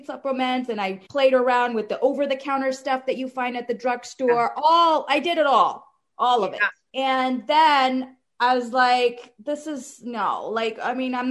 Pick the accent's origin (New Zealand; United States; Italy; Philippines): United States; Cary, North Carolina; I am from North Carolina, Cary, North Carolina, near the Raleigh area